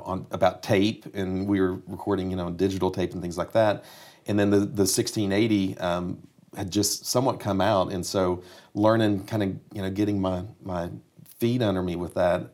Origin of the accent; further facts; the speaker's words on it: Kingsport, Tennessee, United States; moved away; also born or lived in Nashville, Tennessee; I grew up in Kingsport, Tennessee, East Tennessee, so it's four and a half, five hours from Nashville